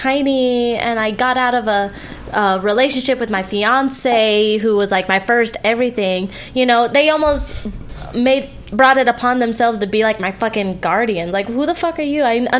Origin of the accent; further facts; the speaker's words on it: Philippines; I come from a very conservative Filipina family. Mm-hmm. I was raised by my grandfather, and he's Filipino